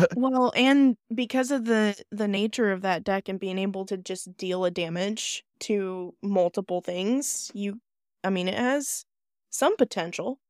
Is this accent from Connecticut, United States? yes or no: no; South Dakota, United States; Well, I'm from South Dakota